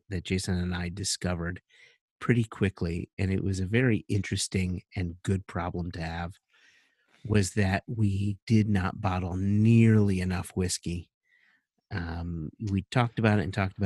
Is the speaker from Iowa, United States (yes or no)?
no; Connecticut, United States; accent: Connecticutian; my Connecticutian accent